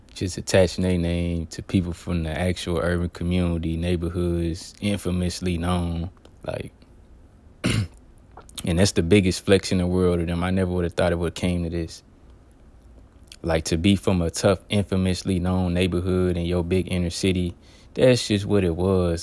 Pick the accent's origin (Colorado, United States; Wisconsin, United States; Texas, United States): Texas, United States; Texas related, because, uh, this is, uh, my home state